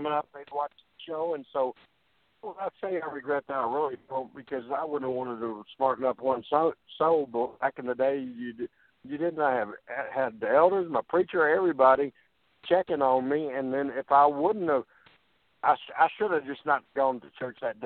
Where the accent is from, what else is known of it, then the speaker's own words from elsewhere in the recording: Jonesboro, Arkansas, United States; I was living still in Jonesboro, Arkansas, my hometown